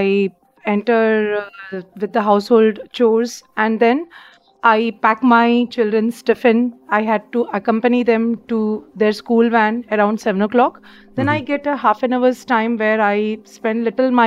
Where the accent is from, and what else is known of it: Bihar, Jharkhand, India; born or raised there; moved away as an adult; also born or lived in Ernakulam, Kerala / Bhopal, Madhya Pradesh; now in Mumbai, India